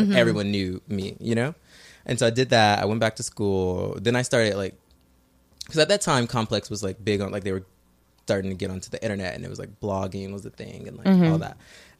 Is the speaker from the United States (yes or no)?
yes; Midwest, United States; I'm from the Midwest.